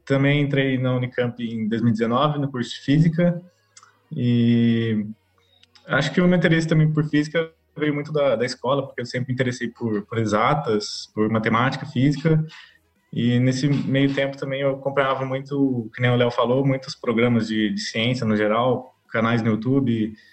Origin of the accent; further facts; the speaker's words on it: Guaxupé, Minas Gerais, Brazil; moved away as an adult; now in Campinas, Brazil; sou de, do interior de Minas Gerais, numa cidadezinha pequenininha chamada Guaxupé